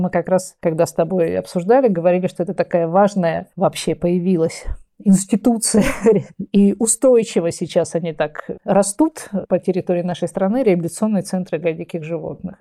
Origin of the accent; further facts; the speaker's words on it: Saint Petersburg, Russia; also born or lived in Kaliningrad Oblast; я городская девочка из Ленинграда